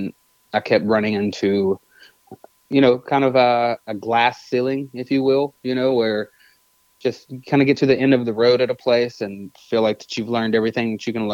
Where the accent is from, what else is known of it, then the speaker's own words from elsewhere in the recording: Nashville, Tennessee, United States; born and raised in Nashville. I was born in East Nashville